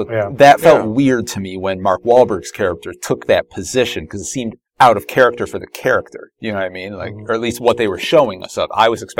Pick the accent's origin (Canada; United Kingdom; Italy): Canada; I'm Canadian.